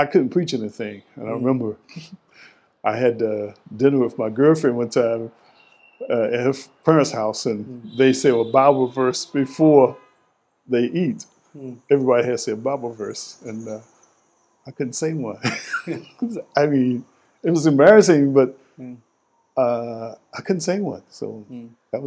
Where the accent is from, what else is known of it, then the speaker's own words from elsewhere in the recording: Goldsboro, North Carolina, United States; also born or lived in Durham, North Carolina; my hometown of Goldsboro, North Carolina